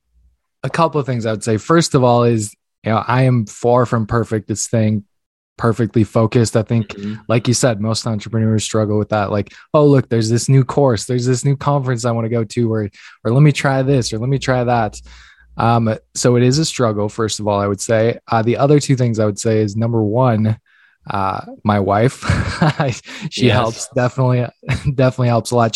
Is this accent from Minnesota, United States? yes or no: yes; Minnesota, United States; I'm from Minnesota, so it's really cold.